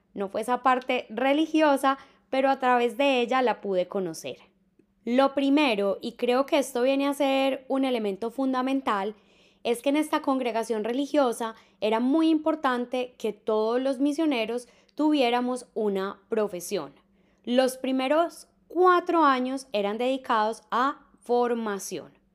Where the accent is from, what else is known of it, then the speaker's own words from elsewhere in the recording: Medellín, Antioquia, Colombia; Yo soy de Medellín